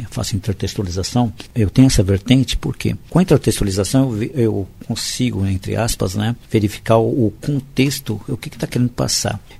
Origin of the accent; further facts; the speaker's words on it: Guaratinguetá, São Paulo, Brazil; now in São Paulo, Brazil; sou do interior, eu sou de Guaratinguetá